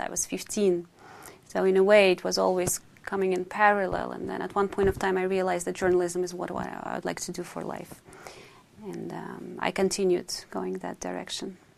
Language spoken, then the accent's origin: English; Moscow, Russia; English is a second language; moved away as an adult; also born or lived in Kazan, Russia / Berlin, Germany; now in Paris, France; I only lived up until I was four years old, and then we moved back to Moscow.